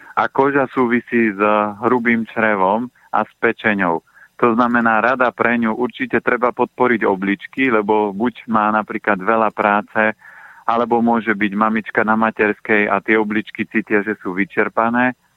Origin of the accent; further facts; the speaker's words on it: Orava, Žilina Region, Slovakia; moved away; Ja pochádzam aj z Oravy